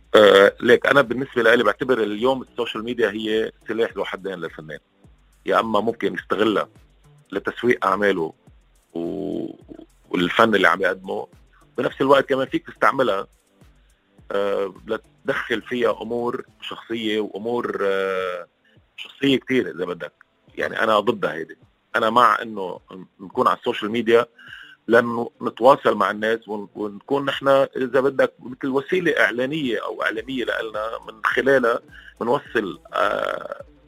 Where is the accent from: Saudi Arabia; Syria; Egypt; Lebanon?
Lebanon; معنا كلبنانيه